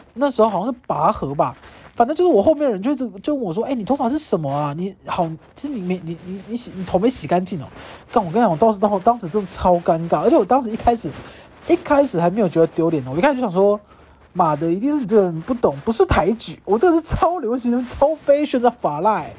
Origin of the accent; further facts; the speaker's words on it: Kaohsiung, Taiwan; 我老家的高雄